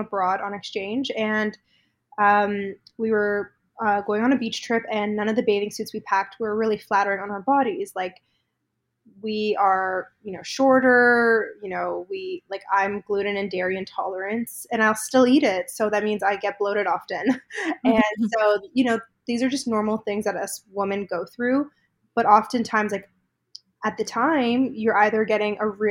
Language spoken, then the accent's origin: English; Toronto, Ontario, Canada; I'm from Toronto, born and raised a little bit outside of the city growing up.